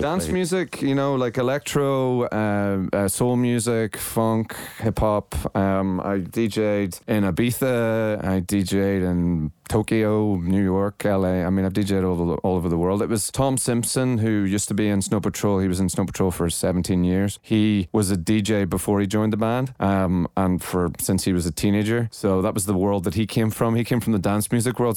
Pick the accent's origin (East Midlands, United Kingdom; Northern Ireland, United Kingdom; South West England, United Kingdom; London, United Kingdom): Northern Ireland, United Kingdom; also born or lived in Los Angeles; I'm from Northern Ireland. It was a very closed society when I was growing up